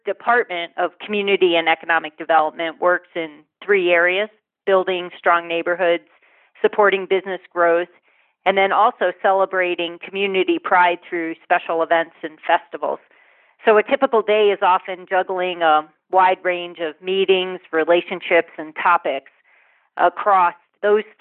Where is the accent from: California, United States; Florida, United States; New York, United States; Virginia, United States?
New York, United States; Corning; now in Western Maryland, United States; my hometown of Corning, New York